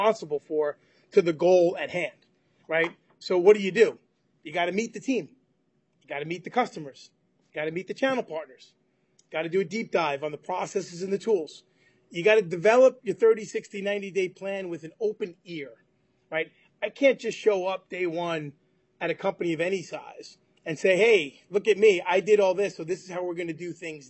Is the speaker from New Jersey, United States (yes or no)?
no; New York, United States; I'm from New York